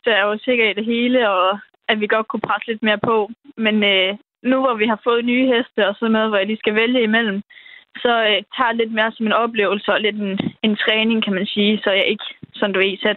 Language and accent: Danish; Denmark